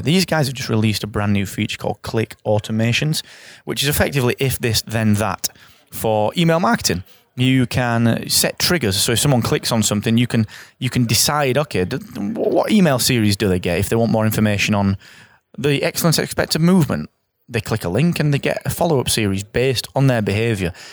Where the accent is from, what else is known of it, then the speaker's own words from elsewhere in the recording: England, United Kingdom; I'm English, I live in England